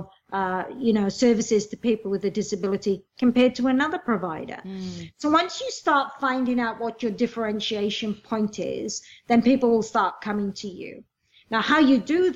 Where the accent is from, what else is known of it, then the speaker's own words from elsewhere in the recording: Wales, United Kingdom; moved away as an adult; now in Australia; I come from Wales, a low socioeconomic environment. Came to Australia when I was 18